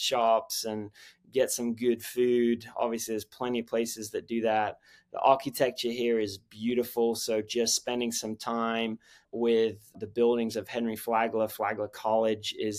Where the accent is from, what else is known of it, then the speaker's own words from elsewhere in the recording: England, United Kingdom; moved away as an adult; also born or lived in Philadelphia / Austin, Texas; now in St. Augustine, United States; I was born and raised in England